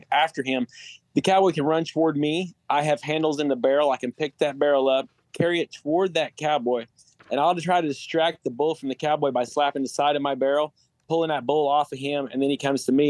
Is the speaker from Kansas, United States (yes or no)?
no; Oklahoma, United States; we're all away from Oklahoma